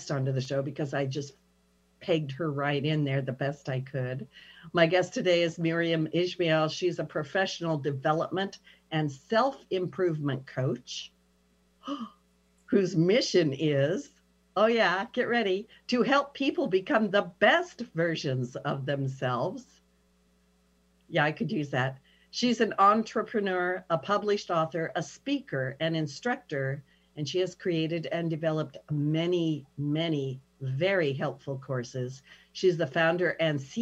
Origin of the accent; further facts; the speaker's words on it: Pendleton, Oregon, United States; moved away as an adult; also born or lived in Saudi Arabia; I'm small town United States, you know, I'm from Pendleton, Oregon